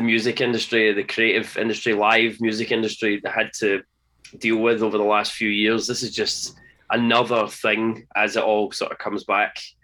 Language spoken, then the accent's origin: English; Scotland, United Kingdom; being Scottish, being Scottish